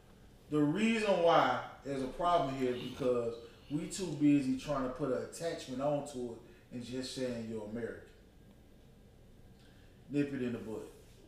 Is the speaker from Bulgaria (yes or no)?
no; Nigeria; I'm not black. I'm Nigerian.